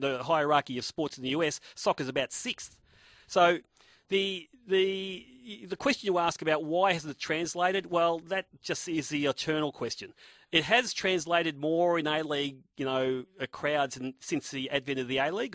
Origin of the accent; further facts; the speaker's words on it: Australia; I was from Australia